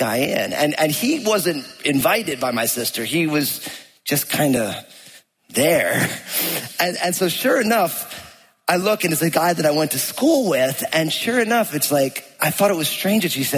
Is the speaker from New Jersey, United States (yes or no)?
yes; New Jersey, United States; I grew up in New Jersey